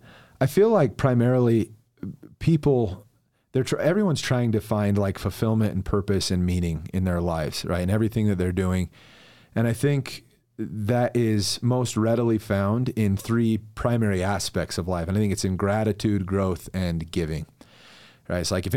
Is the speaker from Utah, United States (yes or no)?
yes; Mapleton, Utah, United States; Dude, I'm originally from Mapleton, okay. Utah, and I love it there.